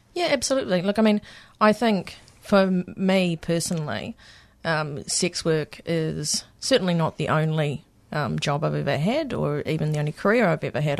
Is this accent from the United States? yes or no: no; New Zealand; moved away as an adult; now in Victoria, Australia; coming from, um, from New Zealand, for people that can't pick my accent